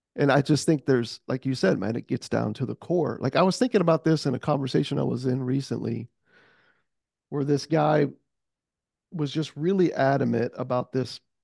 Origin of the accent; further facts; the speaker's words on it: United States; I am born and raised in America